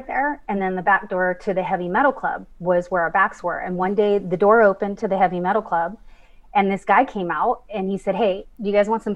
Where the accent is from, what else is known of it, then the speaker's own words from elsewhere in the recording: San Leandro, California, United States; I grew up in San Francisco, just outside of San Francisco in the suburb